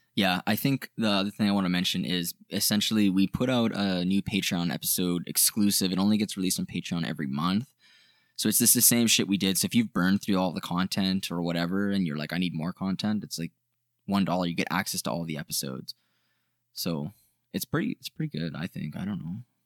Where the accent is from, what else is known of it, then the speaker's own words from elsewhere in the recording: Canada; we're from Canada